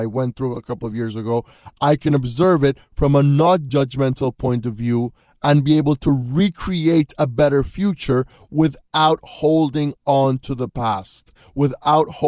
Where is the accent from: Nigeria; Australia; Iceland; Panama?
Panama; moved away as an adult; also born or lived in Louisiana, United States; I just left my home country of Panama.